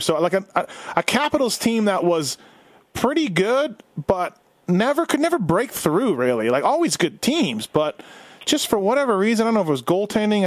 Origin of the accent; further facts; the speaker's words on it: Winnipeg, Manitoba, Canada; I grew up in Winnipeg